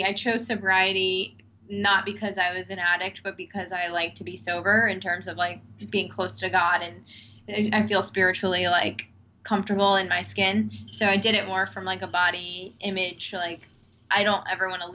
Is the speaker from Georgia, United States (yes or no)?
no; Washington, District of Columbia, United States; I'm from Washington, D.C.